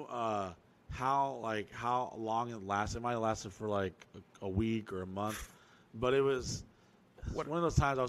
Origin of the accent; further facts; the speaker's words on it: Orlando, Florida, United States; we're from Orlando